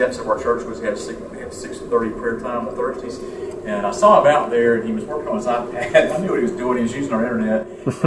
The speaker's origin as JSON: {"language": "English", "area": "Norwood", "region": "North Carolina area", "country": "United States"}